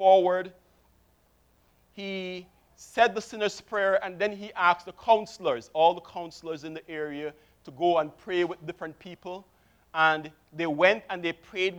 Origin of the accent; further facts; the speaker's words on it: Kingston, Jamaica; I was born in Kingston, Jamaica, 1964, which makes me 46